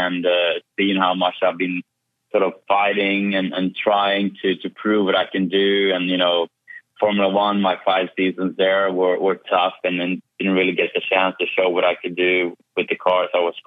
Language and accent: English; Kumla, Örebro County, Sweden; moved away; I've been home to Sweden, bringing the BorgWarner Trophy to Sweden and to my hometown of Kumla